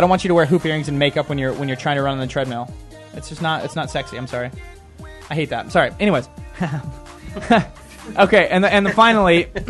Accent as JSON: {"language": "English", "town": "Billings", "region": "Montana", "country": "United States", "moved": "yes", "said": "No, I'm from Billings."}